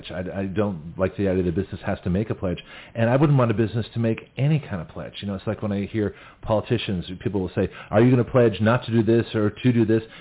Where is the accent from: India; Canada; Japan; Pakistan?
Canada; now in United States; So nobody knew I was from Canada to Australia to the United States. And so here I am. I've been in the country four years